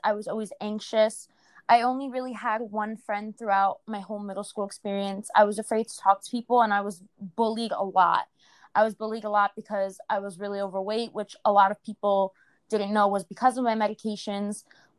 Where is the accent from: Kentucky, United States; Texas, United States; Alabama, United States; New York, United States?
New York, United States; So I'm from New York, and I started my Instagram in 2016.